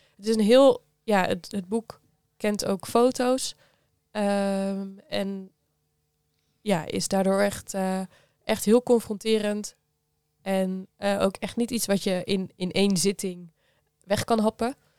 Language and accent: Dutch; Geertruidenberg, North Brabant, Netherlands; Ik kom uit Geertruidenberg. Dat is een oh klein dorp bij Breda